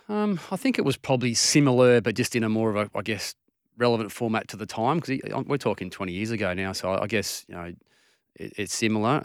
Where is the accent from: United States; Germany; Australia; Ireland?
Australia; Perth, Western Australia; I'm a Maddington boy, um, you know, southeastern suburbs. Um, that's where I grew up